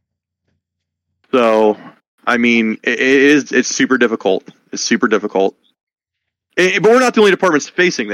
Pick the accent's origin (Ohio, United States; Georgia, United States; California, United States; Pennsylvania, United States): Pennsylvania, United States; Roulette; also born or lived in Northern Dauphin County, Pennsylvania; now in Dauphin County, United States; I'm from Rowlett in Potter County and I'm living now in Northern Dauphin County